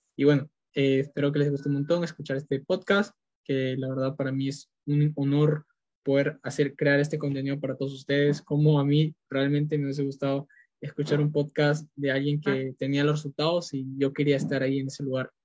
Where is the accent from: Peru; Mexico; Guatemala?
Peru; soy de Perú